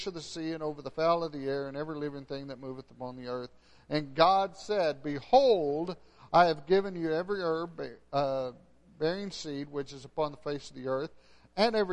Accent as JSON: {"language": "English", "region": "West Texas", "country": "United States", "moved": "yes", "said": "I'm from West Texas."}